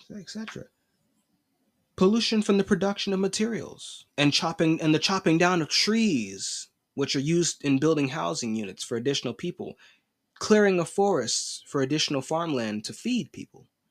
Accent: United States

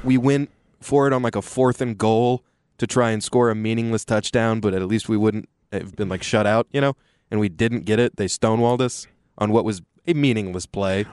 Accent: Austin, Texas, United States; growing up in Austin as a Texas fan with two parents that are legacies

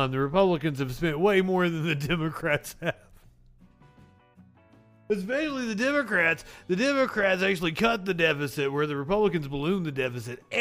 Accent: Kentucky, United States; I can say that since I'm from Kentucky.

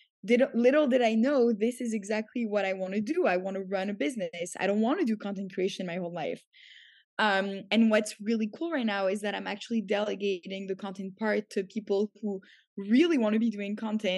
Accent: Canada; moved away as an adult; also born or lived in Paris, France / New York, United States; now in Tel Aviv, Israel; I grew up in Canada. So when I was 7, I moved there.

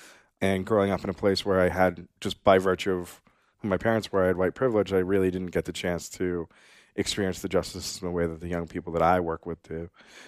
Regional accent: Pepperell, Massachusetts, United States; also born or lived in Bogota, Colombia; I was born in Bogota, Colombia. I was adopted by some lovely Irish Catholic white people. I grew up in the suburbs of Boston in a town called Pepperell, Massachusetts.

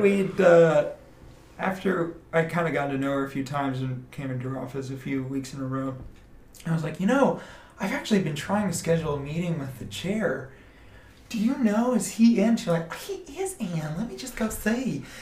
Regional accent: Atlanta, Georgia, United States; moved away; also born or lived in Austin, Texas / Plano, Texas; I'm originally from Atlanta, Georgia. We moved to Austin about nine, ten years ago

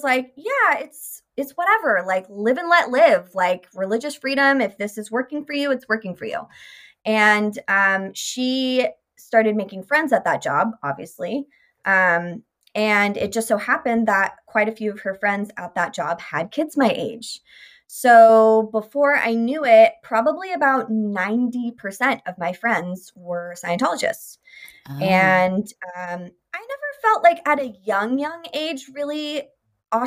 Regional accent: Sacramento, California, United States; I grew up in Sacramento

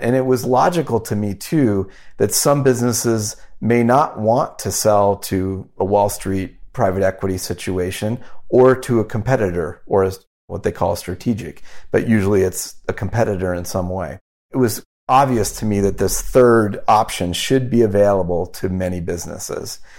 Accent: United States; also born or lived in Wyoming / Omaha, Nebraska; I grew up in Wyoming and Omaha, Nebraska

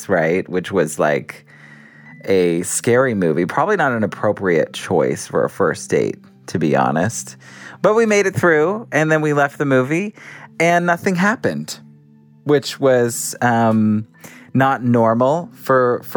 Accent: San Diego, California, United States; I'm from San Diego, California.

